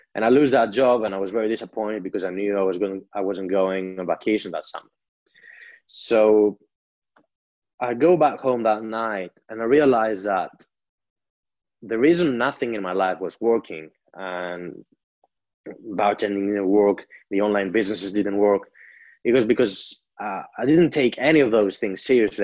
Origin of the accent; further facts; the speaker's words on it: Greece; I grew up in Greece